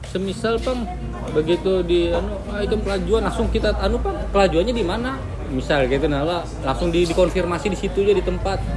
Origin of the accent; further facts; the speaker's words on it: South Kalimantan, Indonesia; Kita ini kan orang Banjar ini kan selalu identiknya kan kayak itulah Banjar gitu